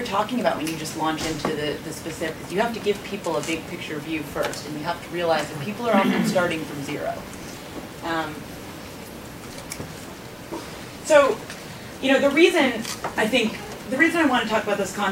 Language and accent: English; Boston, Massachusetts, United States; now in Washington, D.C., United States; I'm a Bostonian, and I live in D.C. now